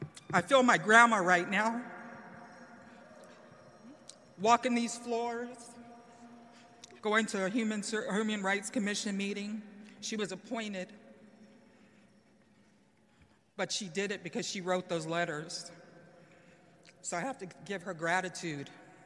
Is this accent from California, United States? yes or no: yes; San Francisco, California, United States; I am the first generation San Franciscan due to relocation. The first in my family that was born in San Francisco